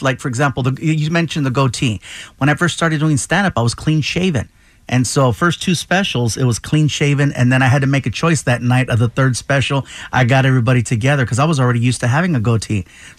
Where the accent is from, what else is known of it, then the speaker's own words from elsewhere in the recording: Chula Vista, California, United States; born there; also born or lived in Baldwin Park / Riverside / Long Beach / West Covina; I was born in Chula Vista, San Diego area. We lived in Baldwin Park, Riverside. Baldwin Park, Riverside, Long Beach, a little bit of time in West Covina. I spent some time in Anaheim.